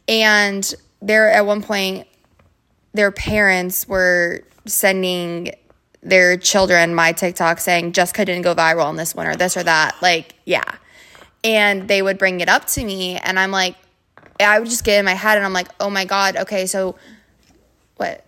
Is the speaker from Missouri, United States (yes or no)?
no; Twinsburg, Ohio, United States; moved away; also born or lived in Orlando, Florida; I'm from Cleveland, Ohio, Twinsburg to be exact, which is like thirty minutes outside the city